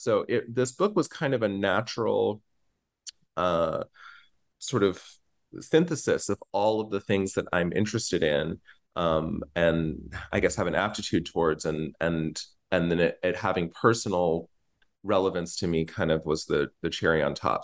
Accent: Norman, Oklahoma, United States; live in Norman, Oklahoma, and I grew up in Norman, Oklahoma.

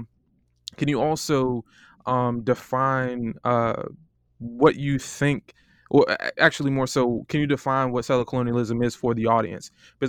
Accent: Florida, United States; now in Ann Arbor, United States; You know, I'm from Florida. It's starting to get cold. I'm on a fellowship here in Ann Arbor.

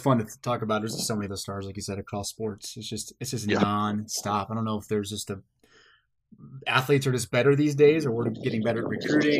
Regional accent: Blue Springs, Missouri, United States; I grew up small city in Kansas City called Blue Springs.

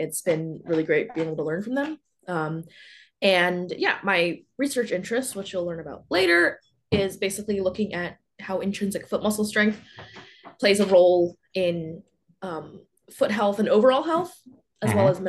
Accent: outside of Philadelphia, Pennsylvania, United States; moved away as an adult; also born or lived in Pittsburgh / Utah / Charlottesville; I grew up outside of Philly

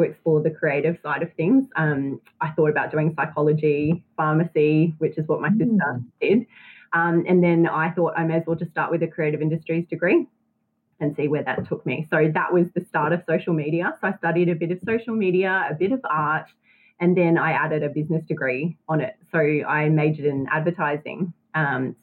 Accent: Brisbane, Queensland, Australia; also born or lived in Armidale, New South Wales / Sale, Victoria / Japan; I was born in Armidale, New South Wales, and then we moved to Salem in Victoria, yes. And then when I was 4, we moved to Japan for 3 years. So I kind of grew up a little bit in Japan and then came back to Brisbane, and then I've been here ever since

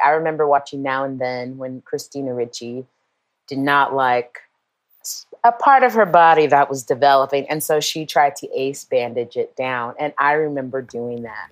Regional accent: Portland, United States; moved away; growing up in Portland

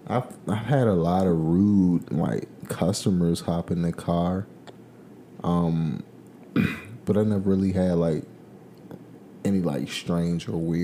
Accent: Landover, Maryland, United States; I'm from Landover, Maryland, right outside of D.C.

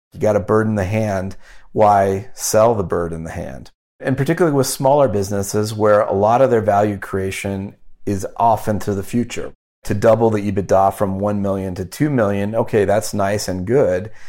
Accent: United States; also born or lived in Wyoming / Omaha, Nebraska; I grew up in Wyoming and Omaha, Nebraska

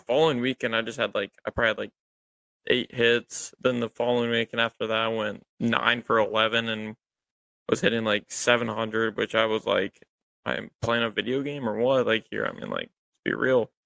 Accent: Columbus, Ohio, United States; I'm from Columbus, I've grew up going to Clippers games

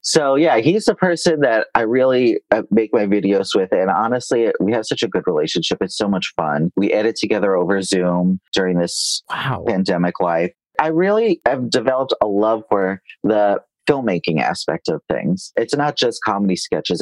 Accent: New York, United States; now in Los Angeles, United States; I live in Los Angeles and I grew up in New York

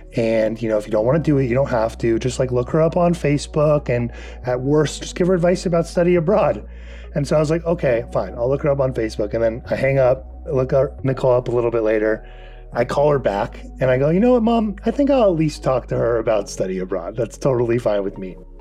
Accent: Calabasas, California, United States; I'm from Calabasas, California

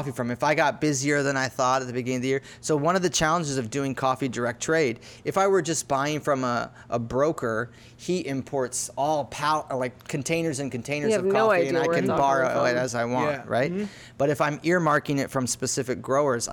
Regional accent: Lake Mary, Florida, United States; I grew up in Lake Mary

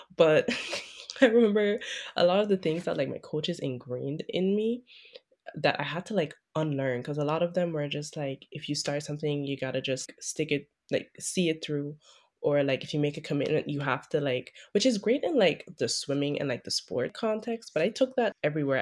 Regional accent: Sint Maarten; moved away; I'm a swimmer from Saint Martin

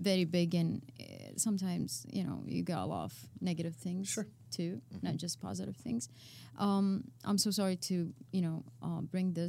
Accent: Saudi Arabia; English is a second language; moved away as an adult; now in United States; I'm from Saudi Arabia

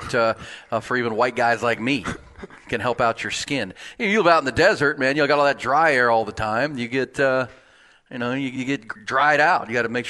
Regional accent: Houston, Texas, United States; I grew up in Houston.

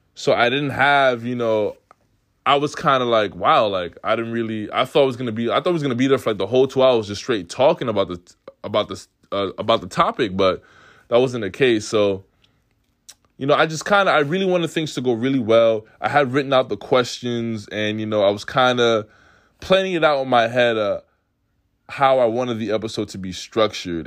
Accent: New York City, New York, United States; also born or lived in Oswego; I come from Queens where everybody's with everybody

